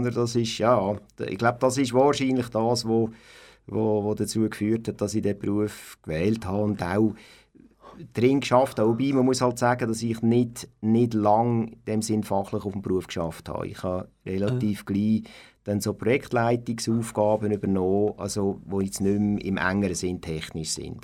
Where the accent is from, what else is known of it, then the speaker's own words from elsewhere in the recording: Aarau, Aargau, Switzerland; also born or lived in Altdorf, Uri; aufgewachsen bin ich in Aarau und geboren bin ich in Altdorf.